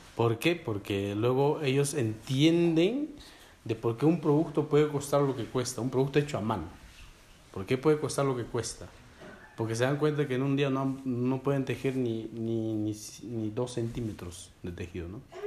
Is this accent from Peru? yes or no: yes; Peru; first language Quechua; Spanish is a second language; Yo que soy peruano